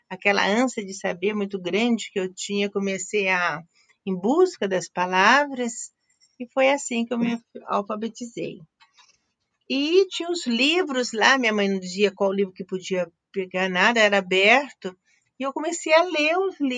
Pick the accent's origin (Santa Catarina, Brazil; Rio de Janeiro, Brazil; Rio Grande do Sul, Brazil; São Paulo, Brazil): São Paulo, Brazil; Araçatuba; eu sou de Aracatuba, interior de São Paulo.